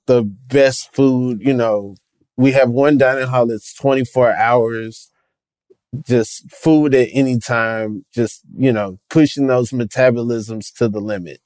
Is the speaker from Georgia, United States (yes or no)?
yes; Atlanta, Georgia, United States; I grew up in in Atlanta, Georgia, pretty black city